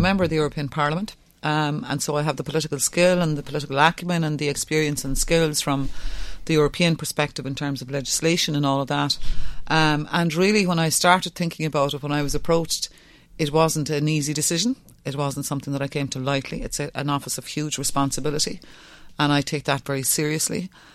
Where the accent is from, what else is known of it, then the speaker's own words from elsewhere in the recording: West Cork, Munster, Ireland; first language Irish; English is a second language; I'm from West Cork. I'm from a Gaeltacht.